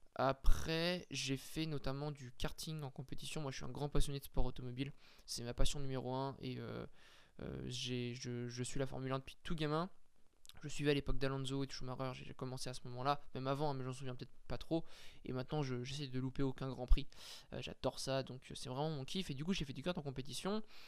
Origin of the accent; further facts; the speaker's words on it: France; on n'était pas privilégié en tant que français